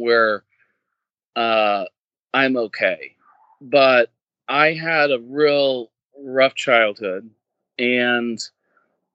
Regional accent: Indiana, United States; moved away as an adult; now in California, United States; I'm from Indiana

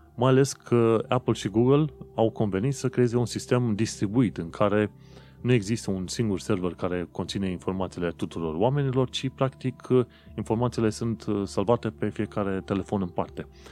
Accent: Romania; now in London, United Kingdom; eu sunt un român în Londra

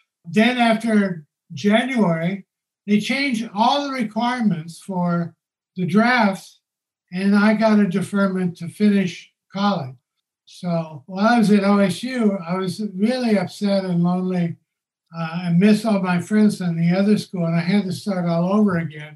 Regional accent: Tulsa, Oklahoma, United States; moved away as an adult; also born or lived in New York City / Los Angeles; I grew up in Tulsa

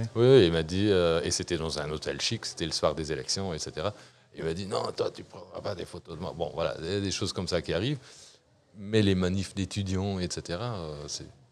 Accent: Luxembourg; also born or lived in Brussels; en tant que bon luxembourgeois

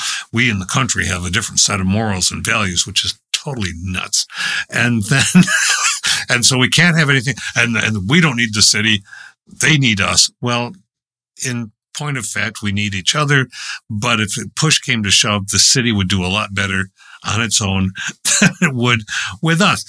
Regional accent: Warsaw, New York, United States; Whenever I'm telling people where I'm from, it's like on a triangle halfway in between at the apex point, Rochester and Buffalo

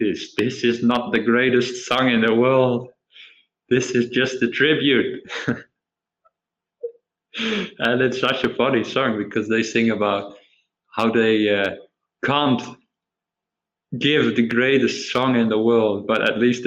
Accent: Netherlands; moved away as an adult; now in Australia; I was from the Netherlands

